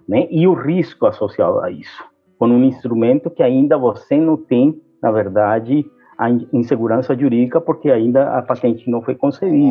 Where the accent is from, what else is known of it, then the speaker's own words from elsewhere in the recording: Brazil; como brasileiro